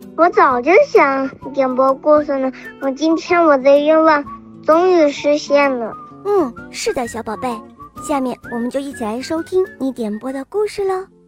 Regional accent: Emeishan, Sichuan, China; 我今年四岁半了，我来自格梅三四

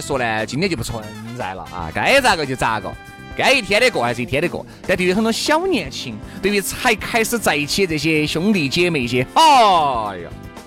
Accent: China; 一听到我们是中国人

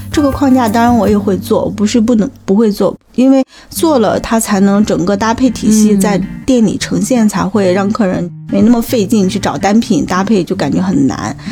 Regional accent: China; 我是土生土长的一个中国人

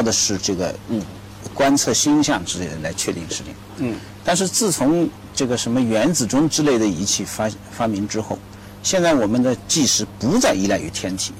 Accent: China; 我们中国人愿意把它弄得更直观

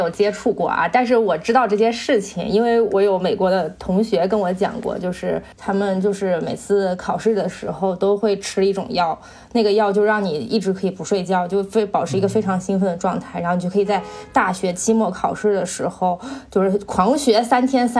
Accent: China; 作为中国人，

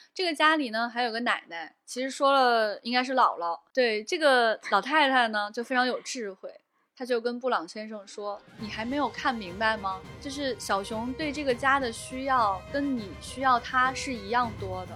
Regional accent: Xi'an, Shaanxi, China; 我小时候在我们西安啊

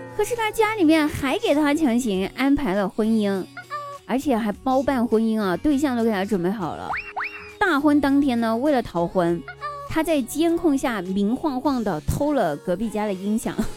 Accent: China; 我们中国人真是有趣的灵魂啊

